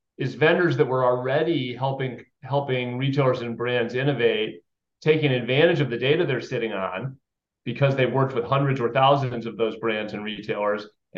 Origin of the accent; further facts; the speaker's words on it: Chicago, Illinois, United States; moved away as an adult; now in Boston, United States; I grew up outside Chicago. So I'm a Midwest kid